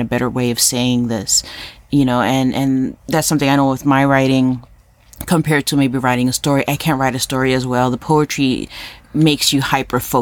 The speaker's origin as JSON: {"language": "English", "town": "New York City", "region": "New York", "country": "United States", "tie": "born or raised there", "moved": "yes", "said": "I'm Puerto Rican from Harlem"}